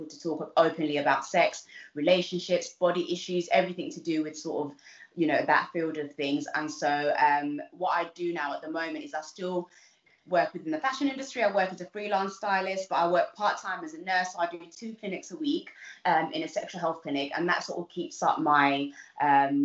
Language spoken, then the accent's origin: English; London, United Kingdom; also born or lived in Uganda; I grew up in Southeast London, in somewhere, a little place called East Dulwich